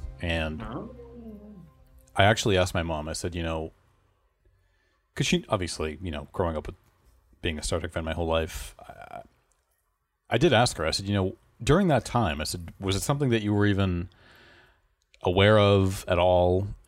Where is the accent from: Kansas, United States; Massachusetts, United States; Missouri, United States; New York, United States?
Massachusetts, United States; And we're from the Boston area.